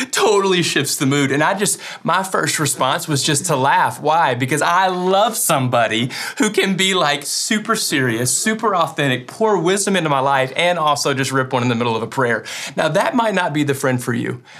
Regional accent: West Kentucky, United States; I'm from West Kentucky, and I'm proud of it

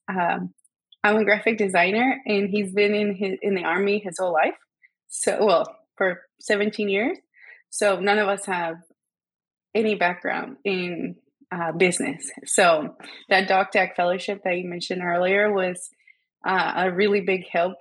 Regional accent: Guatemala; moved away as an adult; also born or lived in Savannah; I am from Guatemala. I was born and raised there.

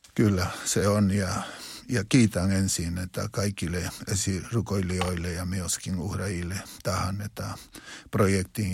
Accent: Huancayo, Junín, Peru; Finnish is a second language; moved away; seurakunta Jeesuksen Kotkat seurakunta mun kotikaupungissa Wankajossa

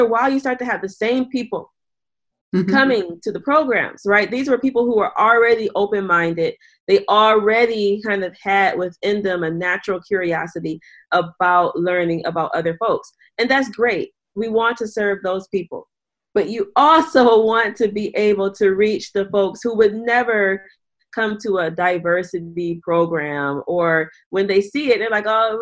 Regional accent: Detroit, Michigan, United States; in my community where I'm from in Detroit, Michigan

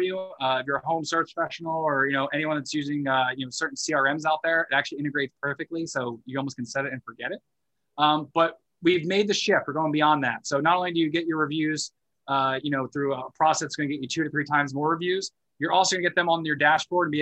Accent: United States; I'm American, but I haven't moved to Canada since

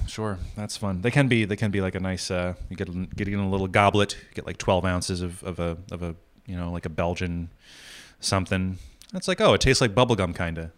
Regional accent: New England, United States; moved away; also born or lived in New York; growing up in New England

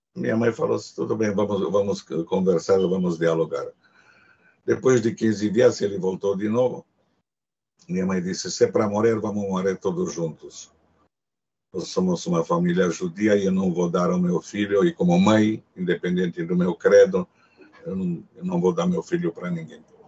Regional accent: Cluj-Napoca, Cluj County, Romania; first language Hungarian; Portuguese is a second language; moved away

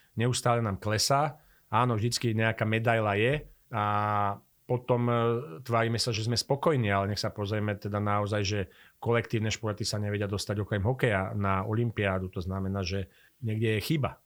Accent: Slovakia; also born or lived in Brno; som prišiel späť na Slovensko a ja tu aj chcem ostať

